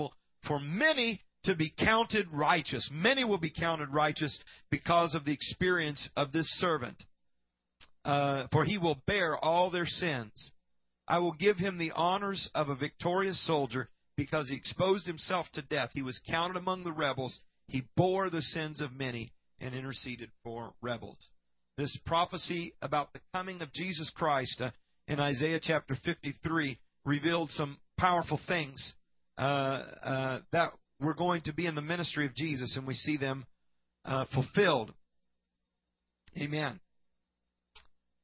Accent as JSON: {"language": "English", "region": "Iowa", "country": "United States", "tie": "born or raised there", "said": "A church that I grew up in Iowa, as a little boy"}